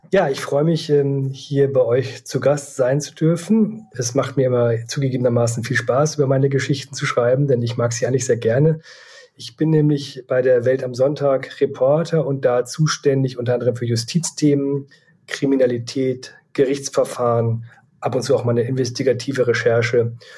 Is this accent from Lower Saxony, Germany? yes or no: yes; Leer, Lower Saxony, Germany; moved away as an adult; also born or lived in Hamburg; Ich komme eigentlich aus Leer Ostfriesland und habe dort nach dem Abitur bei der Ostfriesen Zeitung in Leer ein Volontariat absolviert